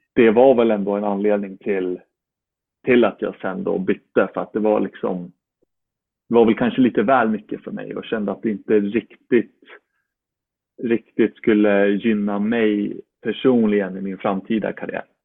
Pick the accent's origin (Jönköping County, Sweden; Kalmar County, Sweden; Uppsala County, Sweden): Uppsala County, Sweden; Uppsala; born or raised there; moved away as an adult; now in Florida, United States